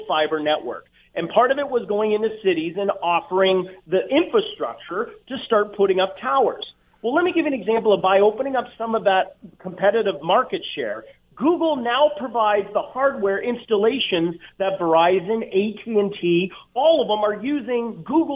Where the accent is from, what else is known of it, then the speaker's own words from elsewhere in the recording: Canada; we as Canadians